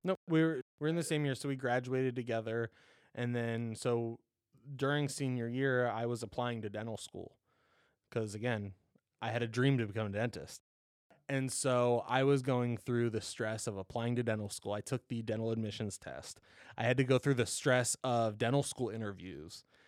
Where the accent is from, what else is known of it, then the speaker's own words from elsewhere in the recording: Columbus, Ohio, United States; Born and raised in Columbus, Buckeye through and through